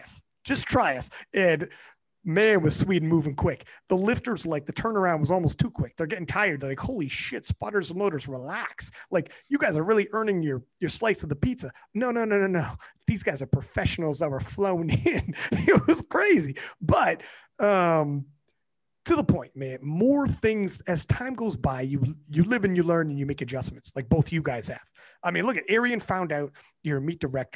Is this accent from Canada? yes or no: yes; Canada; I'm Canadian, so I don't live in the same city as Kelly